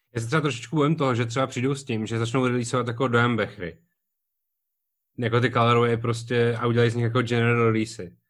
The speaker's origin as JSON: {"language": "Czech", "region": "Prague", "country": "Czechia", "said": "jsem byl prostě z Barandova"}